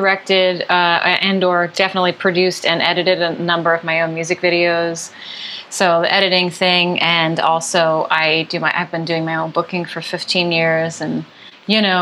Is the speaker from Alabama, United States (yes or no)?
no; Philadelphia, Pennsylvania, United States; now in Los Angeles, United States; Philly's my hometown